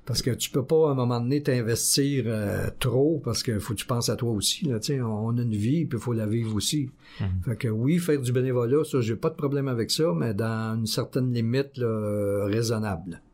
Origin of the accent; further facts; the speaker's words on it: Quebec, Canada; moved away as an adult; also born or lived in Joliette, Quebec / Valleyfield, Quebec / Repentigny, Quebec; je suis revenu dans la région, euh, ma ville natale, en deux mille douze